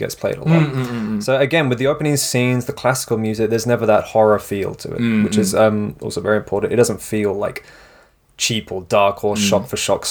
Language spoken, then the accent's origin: English; England, United Kingdom; when I was a kid in England